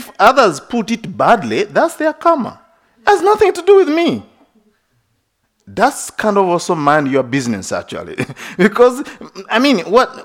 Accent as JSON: {"language": "English", "country": "Uganda", "tie": "born or raised there", "moved": "yes", "said": "I was born in Uganda. It's a Christian country"}